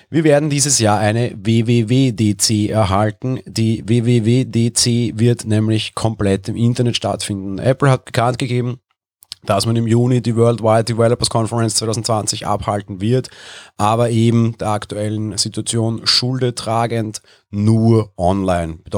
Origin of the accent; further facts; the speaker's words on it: Austria; Ich bin Österreicher, letzte Woche Sonntag durfte ich noch auf Konzerte gehen